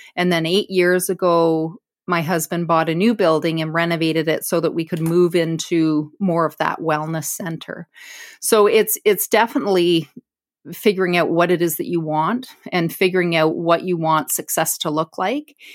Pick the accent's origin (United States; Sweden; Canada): Canada; Brantford, Ontario; I was born and raised in Brantford, it's my hometown